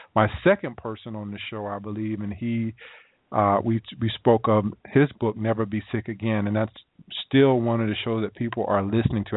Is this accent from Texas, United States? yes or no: no; South Carolina, United States; moved away; I'm from South Carolina.